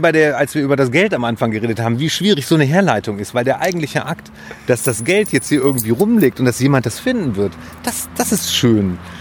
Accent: Bielefeld, North Rhine-Westphalia, Germany; also born or lived in Münster; ich bin in Bielefeld zur Schule gegangen

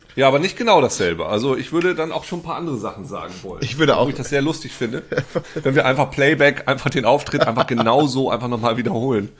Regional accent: East Frisia, Lower Saxony, Germany; bei uns in Ostfriesland

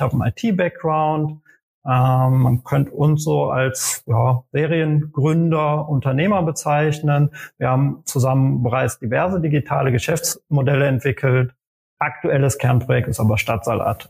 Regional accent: Aachen, North Rhine-Westphalia, Germany; now in Berlin, Germany; geboren in Aachen in Nordrhein-Westfalen

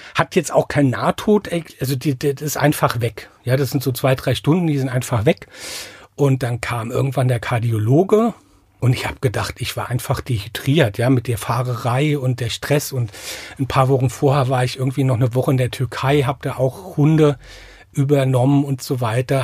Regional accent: Mainz, Rhineland-Palatinate, Germany; accent: Rheinhessen; now in Ingelheim, Germany; ich bin in Mainz geboren, also in Mainz im Krankenhaus geboren, bin aber in einem Vorort, ne, Vorort von Mainz ist falsch, also an der Grenze zum Vorort von Mainz aufgewachsen

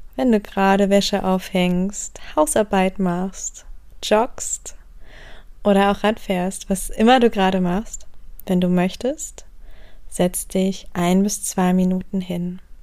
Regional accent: Wendland, Lower Saxony, Germany; Ich bin geboren im Wendland

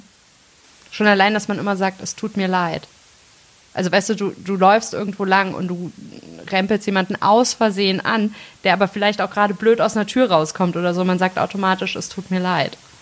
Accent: Melsungen, Hesse, Germany; ich komme aus äh, Nordhessen, aus Melsung, absolute Lokalpatriotin.

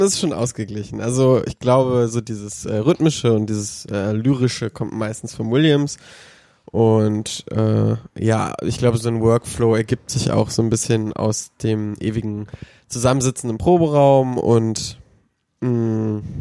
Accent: Cologne, North Rhine-Westphalia, Germany; als Kölner

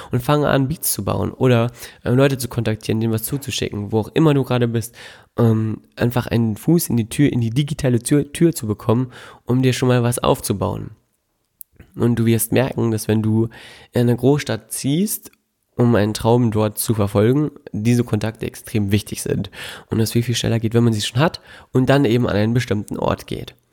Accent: North Rhine-Westphalia, Germany; direkt bei mir in der ähm, in meiner Heimatstadt Nähe ist, Bünde, da wohnen die aktuell immer noch und ähm, das ist ein total kleines, verwegenes äh, Städtchen, also noch nicht mal eine Stadt

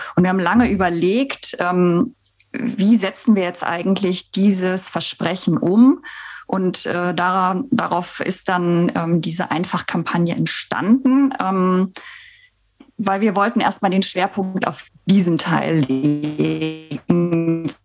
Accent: Bensberg, North Rhine-Westphalia, Germany; moved away; ich bin aufgewachsen in Bensberg. Das ist ja so vor den Toren von Köln.

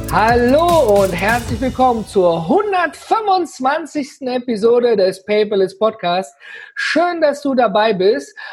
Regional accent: Ruhr area, North Rhine-Westphalia, Germany; ich komme ja hier aus dem Ruhrgebiet

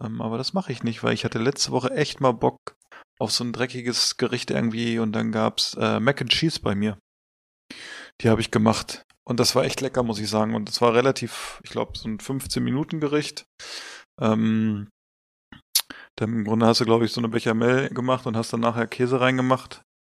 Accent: Hanover, Lower Saxony, Germany; als Hannoveraner.

